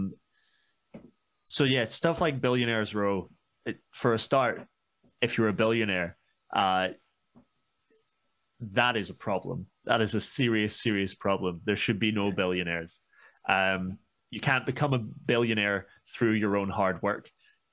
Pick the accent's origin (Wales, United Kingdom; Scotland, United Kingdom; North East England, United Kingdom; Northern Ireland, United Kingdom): Scotland, United Kingdom; also born or lived in Glasgow; I'm Scottish